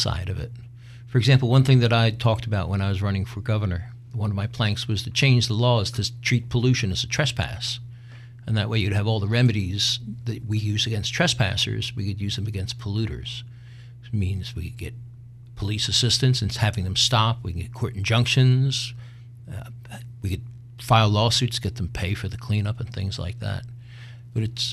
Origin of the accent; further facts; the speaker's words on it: Philadelphia, Pennsylvania, United States; I was born and raised in Roehome in North Philly